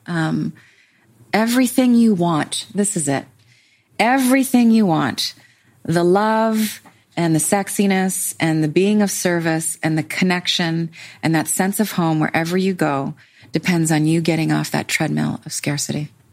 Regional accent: Canada; I'm Canadian.

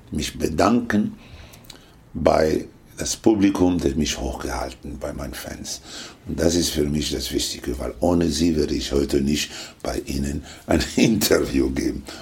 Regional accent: Lebanon; German is a second language; also born or lived in Tunisia / Italy; Aufgewachsen, in Tunesien geboren. In, ja, in Tunesien geboren. Aufgewachsen im Libanon, in Italien der, und in Kuba war ich erst 1982.

